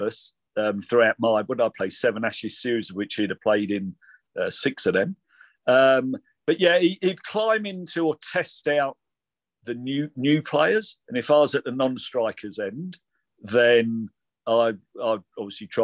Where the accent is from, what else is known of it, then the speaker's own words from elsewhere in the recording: England, United Kingdom; as an English group